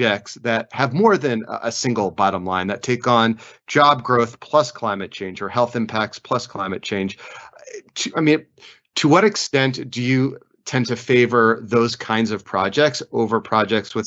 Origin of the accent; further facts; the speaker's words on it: United States; as an American